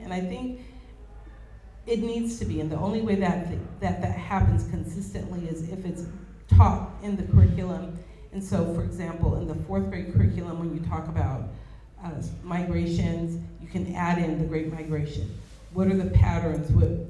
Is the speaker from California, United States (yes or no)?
yes; Oakland, California, United States; That Black community is different from where I grew up in East Oakland and where my father lived in West Oakland.